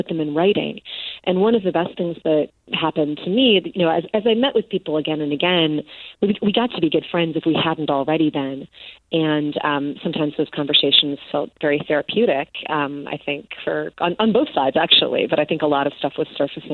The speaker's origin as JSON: {"language": "English", "town": "Chicago", "region": "Illinois", "country": "United States", "tie": "born or raised there", "said": "I'm from Chicago. I've lived there basically my entire life, minus college and a couple years."}